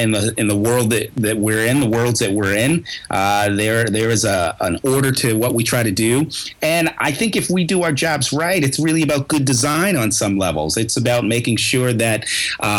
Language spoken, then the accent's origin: English; New York, United States; now in Boston, United States; I'm also from New York